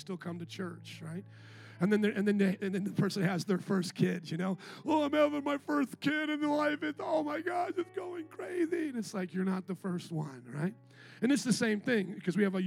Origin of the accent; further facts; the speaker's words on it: Chicago, Illinois, United States; moved away; also born or lived in Indiana; I was from Chicago